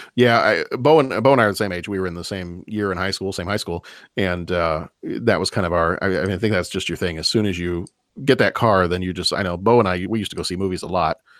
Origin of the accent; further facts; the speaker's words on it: Lake Forest, Illinois, United States; in my hometown, the town that I live in right now